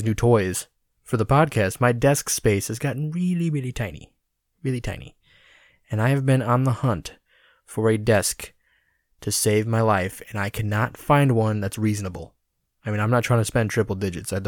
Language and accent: English; Rockford, Illinois, United States; my hometown of Rockford, Illinois